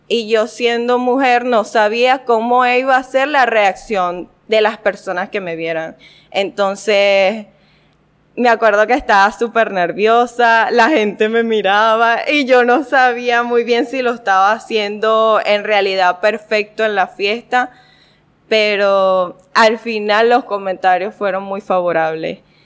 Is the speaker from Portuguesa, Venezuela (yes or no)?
yes; Guanare, Portuguesa, Venezuela; yo nací aquí, en Guanare